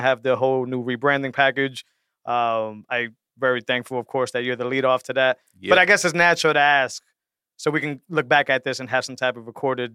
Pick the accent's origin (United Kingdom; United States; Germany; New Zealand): United States; New England; we're from New England up here